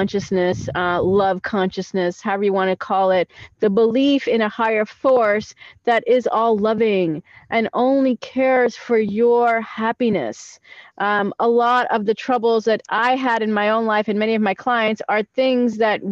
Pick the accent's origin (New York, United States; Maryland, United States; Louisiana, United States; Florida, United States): New York, United States; moved away as an adult; now in Israel; I'm actually a New Yorker that lived in New York, born in New York all my life. I immigrated to Israel about 7 years ago